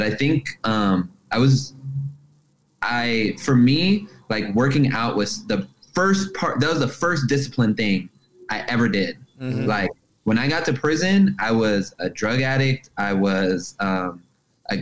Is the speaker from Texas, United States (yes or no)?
no; Los Angeles, California, United States; I grew up in Los Angeles.